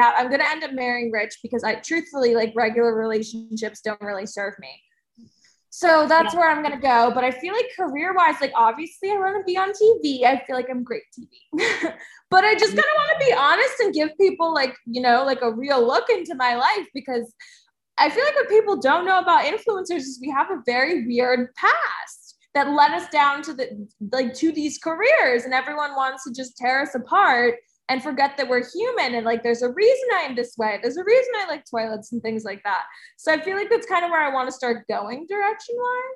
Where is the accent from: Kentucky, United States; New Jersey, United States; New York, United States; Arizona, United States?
New Jersey, United States; I'm from New Jersey